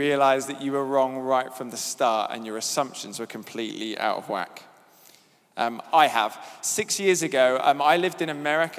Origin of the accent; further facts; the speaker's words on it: Devon, South West England, United Kingdom; I grew up in Devon with a family who went to church